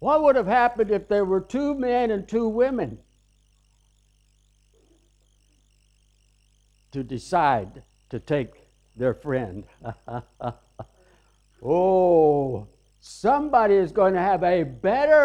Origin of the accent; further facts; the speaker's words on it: the South, United States; I'm from the South.